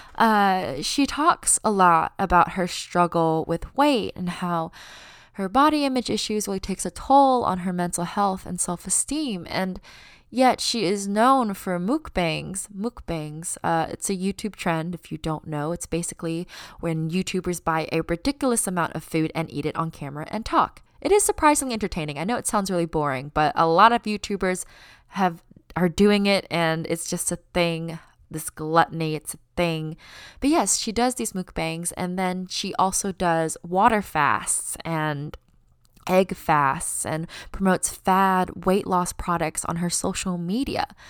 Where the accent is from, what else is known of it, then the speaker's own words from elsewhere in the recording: United States; accent: American; My parents were born in China, but they immigrated to the United States, and I was born here, and it is the only place I have lived my entire life.